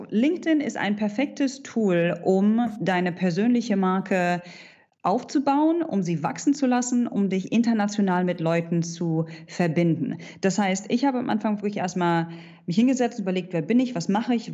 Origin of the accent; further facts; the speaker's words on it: Hanover, Lower Saxony, Germany; now in Dubai, United Arab Emirates; ich bin vor zehn Jahren aus Hannover ausgewandert und lebe mittlerweile in Dubai in den Vereinigten Arabischen Emiraten.